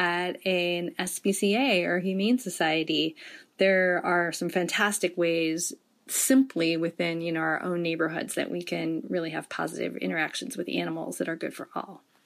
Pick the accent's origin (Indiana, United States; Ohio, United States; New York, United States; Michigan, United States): Michigan, United States; Detroit; moved away; a kid growing up in Detroit